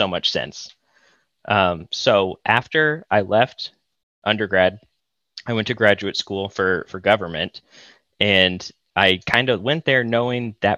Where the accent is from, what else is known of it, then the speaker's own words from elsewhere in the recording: Austin, Texas, United States; moved away as an adult; now in Ann Arbor, United States; I'm from Austin, actually, originally